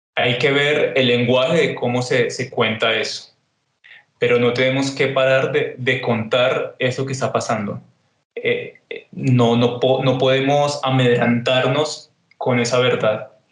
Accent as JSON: {"language": "Spanish", "region": "Bogotá", "country": "Colombia", "tie": "born or raised there", "also_born_or_lived": "Honda, Tolima / Buenos Aires, Argentina", "moved": "yes", "lives_now": "Medellín, Colombia", "said": "yo nací en Onda, me crié en Bogotá, viví en Buenos Aires y ahora estoy aquí en Medellín"}